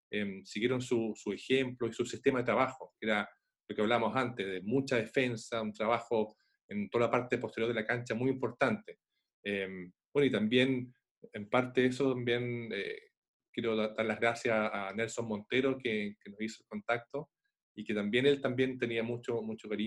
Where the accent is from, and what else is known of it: Chile